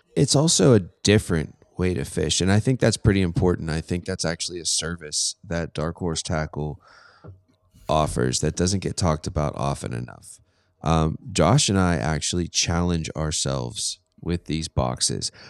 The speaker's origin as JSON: {"language": "English", "town": "Pittsburgh", "region": "Pennsylvania", "country": "United States", "said": "I'm from Pittsburgh"}